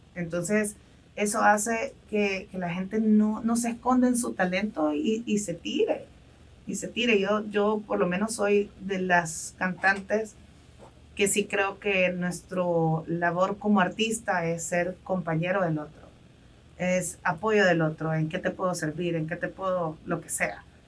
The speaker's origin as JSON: {"language": "Spanish", "country": "El Salvador", "said": "como salvadoreños"}